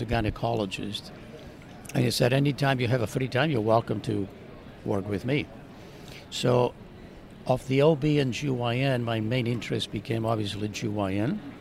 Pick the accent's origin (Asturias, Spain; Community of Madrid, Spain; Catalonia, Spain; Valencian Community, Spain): Catalonia, Spain; Barcelona; now in Arizona, United States; I grew up in Mediterranean in Barcelona, Spain